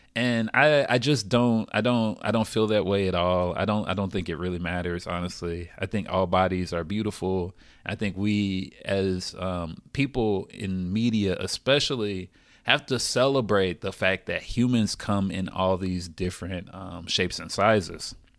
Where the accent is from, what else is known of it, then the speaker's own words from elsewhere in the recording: the South, United States; I'm from the South